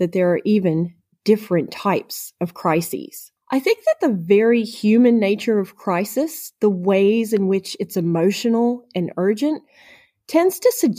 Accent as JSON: {"language": "English", "country": "United States", "moved": "yes", "said": "my home country of the United States"}